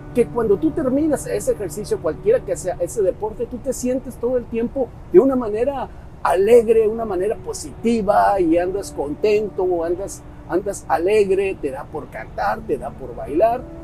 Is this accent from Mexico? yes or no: yes; Mexico; soy mexicano, hay un dicho muy mexicano